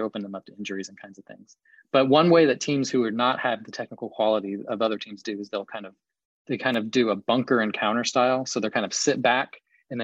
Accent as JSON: {"language": "English", "town": "Columbus", "region": "Ohio", "country": "United States", "tie": "born or raised there", "said": "I grew up in Columbus"}